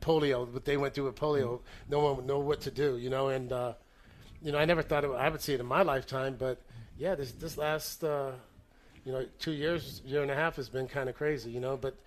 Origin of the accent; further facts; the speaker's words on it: Northern California, United States; we're both from Northern California